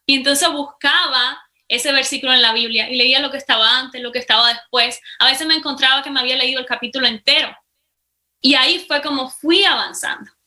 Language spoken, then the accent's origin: Spanish; Cuba; accent: Cuban; moved away as an adult; now in United States; soy cubana, para empezar, aunque ya mi acento me delata, ¿verdad? Eh, hace cinco años vine para los Estados Unidos